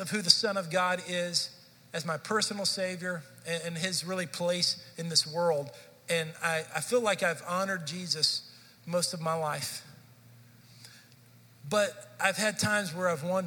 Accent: Dallas, Texas, United States; moved away as an adult; I grew up in Dallas, Fort Worth area

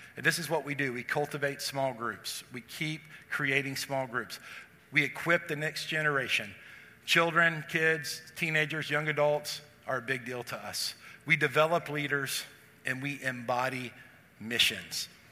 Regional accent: Texas, United States; For those of us who grew up in the South, I grew up in Texas.

